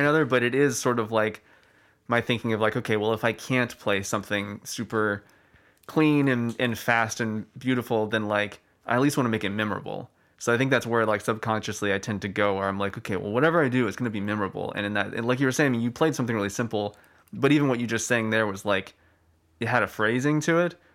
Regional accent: Austin, Texas, United States; I'm from Austin

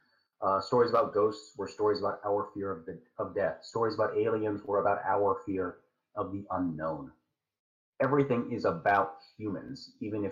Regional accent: United States; I'm an American

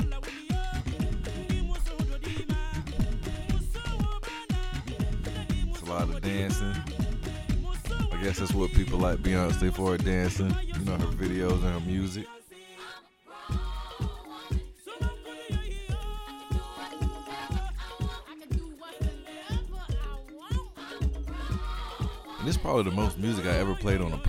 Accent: Atlanta, Georgia, United States; I am from Atlanta.

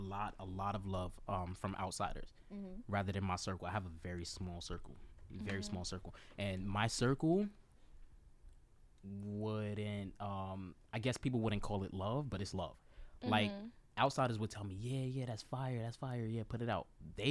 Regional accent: Maryland, United States; So, like, Montgomery County. Okay. I grew up in Montgomery County. Damascus, Germantown, Clarksburg, all.

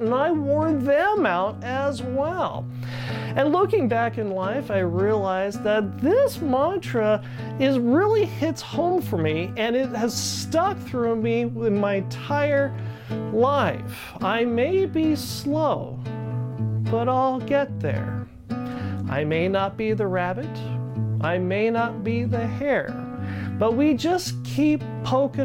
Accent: Ridgecrest, California, United States; Growing up in Ridgecrest, California

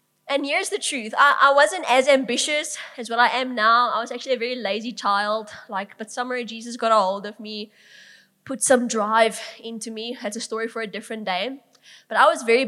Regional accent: Bloemfontein, Free State, South Africa; I grew up in Langenhoven Park.

